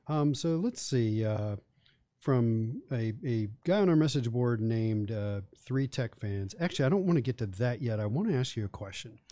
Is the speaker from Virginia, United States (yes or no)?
yes; Charlottesville, Virginia, United States; also born or lived in Blacksburg, Virginia; I grew up in Charlottesville